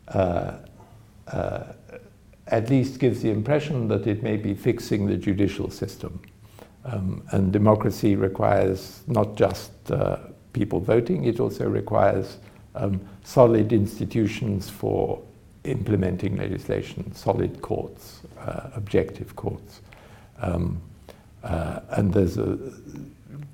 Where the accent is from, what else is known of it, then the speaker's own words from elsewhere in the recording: United Kingdom; my country, in Britain